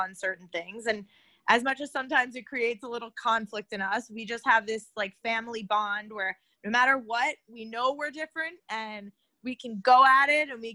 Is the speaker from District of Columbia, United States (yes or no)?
no; Florida, United States; we're both from Florida